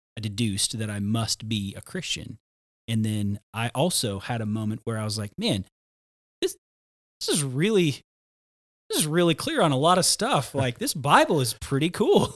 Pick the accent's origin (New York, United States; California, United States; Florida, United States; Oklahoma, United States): Oklahoma, United States; Tulsa; I grew up in Tulsa, Oklahoma